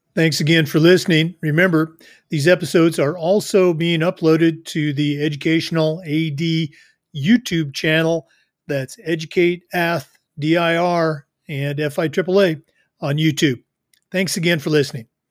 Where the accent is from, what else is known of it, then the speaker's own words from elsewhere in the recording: Florida, United States; I'm from Florida